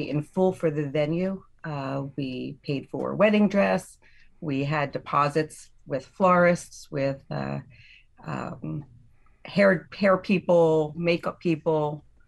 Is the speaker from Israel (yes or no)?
no; Chester County, Pennsylvania, United States; We're, we're from Chester County, so Lancaster County is about an hour plus away from us